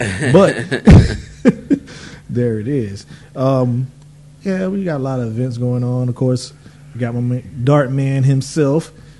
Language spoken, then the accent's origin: English; North Carolina, United States; of course I'm from North Carolina, so we get a lot of hurricanes